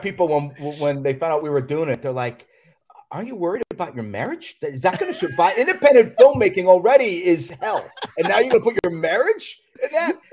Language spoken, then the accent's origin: English; Florida, United States; moved away as an adult; also born or lived in Queens, New York / New York; now in Los Angeles, United States; I went down to Florida and grew up down there